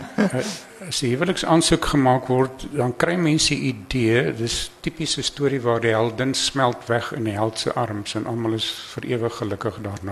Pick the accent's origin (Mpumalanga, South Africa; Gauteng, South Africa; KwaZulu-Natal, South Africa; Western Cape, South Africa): Mpumalanga, South Africa; Eastern Transvaal Highveld; daar waar ek vandaan kom, Oos-Transvaal se hoofveld